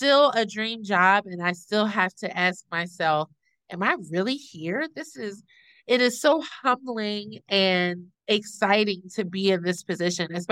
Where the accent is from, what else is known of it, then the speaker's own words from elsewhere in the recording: Pittsburgh, Pennsylvania, United States; moved away as an adult; also born or lived in Washington, D.C.; now in Charlotte, United States; Went home to my hometown of Pittsburgh, PA, and worked at a few museums there